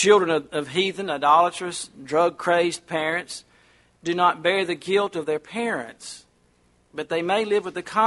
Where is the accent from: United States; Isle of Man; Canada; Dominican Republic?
United States; I'm not British. I'm American